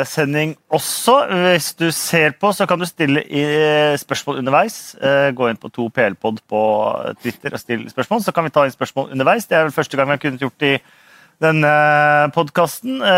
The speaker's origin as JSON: {"language": "Norwegian", "country": "Norway", "said": "Unnskyld, unnskyld, jeg er fra Norge! Unnskyld!"}